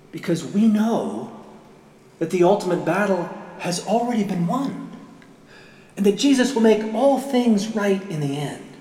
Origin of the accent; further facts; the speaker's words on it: Murrysville, Pennsylvania, United States; When I was a, a teenager growing up in Murrysville, Pennsylvania, just outside Pittsburgh